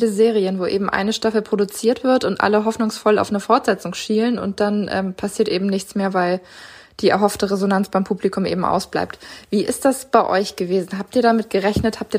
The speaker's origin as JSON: {"language": "German", "region": "Northern Germany", "country": "Germany", "said": "gerade als Norddeutscher hat man ja, wenn man äh, in Richtung Süden blickt, manchmal immer so ein paar Klischees im Kopf."}